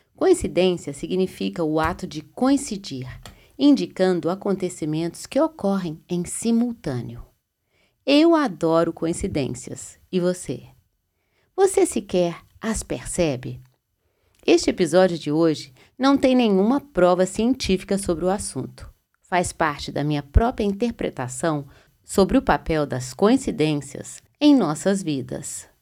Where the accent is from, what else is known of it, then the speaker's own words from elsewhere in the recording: Belo Horizonte, Minas Gerais, Brazil; moved away; Belo Horizonte, lugar onde eu nasci